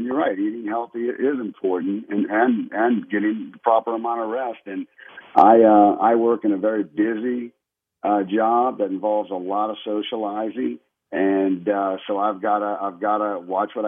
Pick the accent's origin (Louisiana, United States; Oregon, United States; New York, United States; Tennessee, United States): Louisiana, United States; New Orleans; now in Houston, United States; I grew up in New Orleans.